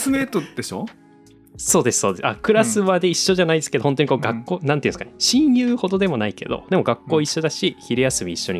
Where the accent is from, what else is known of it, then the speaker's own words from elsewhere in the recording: Oshu, Iwate, Japan; now in Tono, Japan; 僕の地元はあの今住んでる岩手県遠野市の隣の奥州市っていうところででもあの、うん、合併して奥州市っていう名前になった場所なのでもともとの出身は水沢っていうところなんですけど